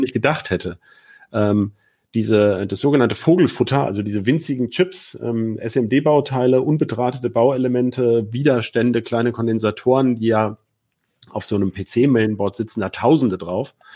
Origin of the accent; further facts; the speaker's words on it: Hanover, Lower Saxony, Germany; als Hannoveraner ist das ja ein Thema. Ne? Die bauen ja gerade bei mir um die Ecke die neue, äh, die neue Zentrale